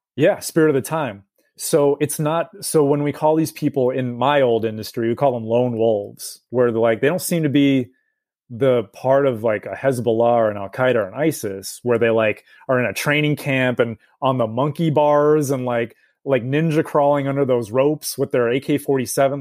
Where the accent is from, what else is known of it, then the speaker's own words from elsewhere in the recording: United States; as an American